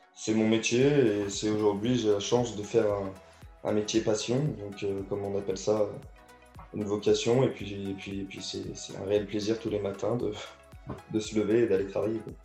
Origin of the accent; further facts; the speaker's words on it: Auvergne-Rhône-Alpes, France; moved away as an adult; also born or lived in Caluire-et-Cuire / Neuville-sur-Saône / Rodez; Je suis du Rhône au départ